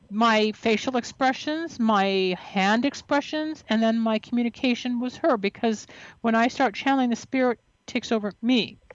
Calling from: Tampa, Florida, United States; I'm calling from Tampa, Florida.

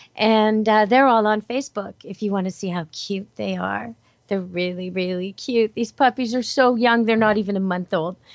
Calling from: Vancouver, British Columbia, Canada; I'm calling in from Camp Good Dog, as always, here in Vancouver, British Columbia, Canada

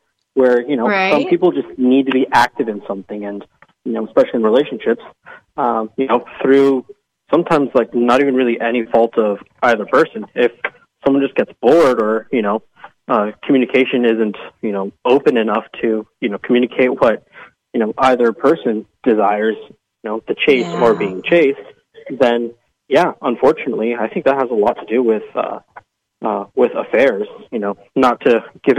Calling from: Lake Stevens, Washington, United States; I'm calling from Lake Stevens, Washington.

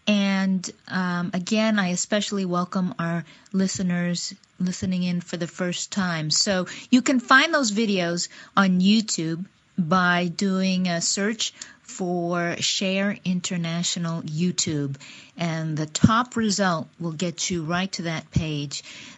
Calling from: Seattle, Washington, United States; I am podcasting from Seattle, Washington

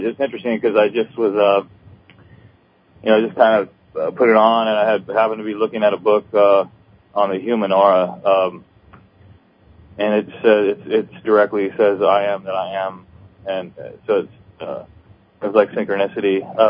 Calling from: Kirkland, Washington, United States; Kirkland, Washington.

